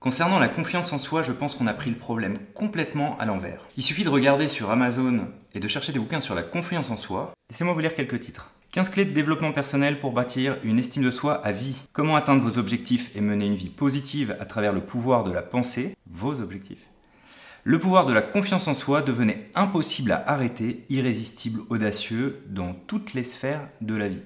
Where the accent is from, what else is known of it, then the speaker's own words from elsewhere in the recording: Portugal; moved away; Quand j'étais petit, j'habitais au Portugal